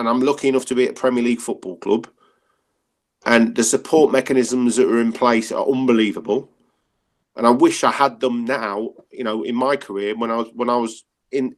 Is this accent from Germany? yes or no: no; Leicester, East Midlands, United Kingdom; I grew up in Leicester, which is a multicultural sort of city